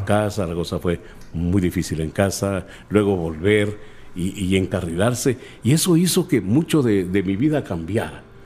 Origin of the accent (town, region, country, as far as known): Guatemala City, Guatemala Department, Guatemala; born or raised there; also born or lived in Jutiapa, Guatemala / Chiquimula, Guatemala